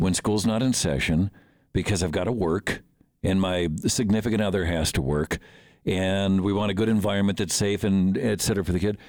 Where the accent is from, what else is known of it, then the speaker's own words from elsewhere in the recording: Midwest, United States; now in Montana, United States; a lot of us grew up there